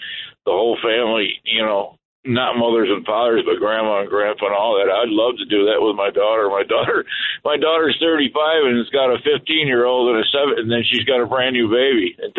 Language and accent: English; Buffalo, New York, United States; we're from Buffalo.